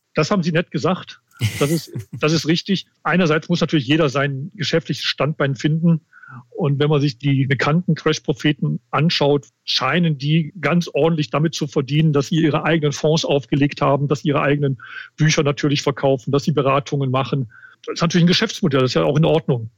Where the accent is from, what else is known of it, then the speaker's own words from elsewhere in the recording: Bergisches Land, Wuppertal, Mettmann, North Rhine-Westphalia, Germany; moved away as an adult; now in Munich, Germany; Ich komme aus dem ja, Rheinland, Bergischen Land, Wuppertal, Mettmann. Da war ich die meiste Zeit. Jetzt seit 30 Jahren aber in München